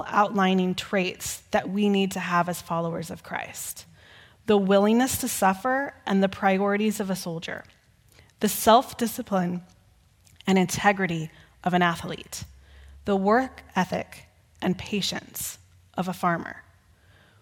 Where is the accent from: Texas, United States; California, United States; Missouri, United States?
Texas, United States; Growing up in Texas, we would often hear stories about the Alamo.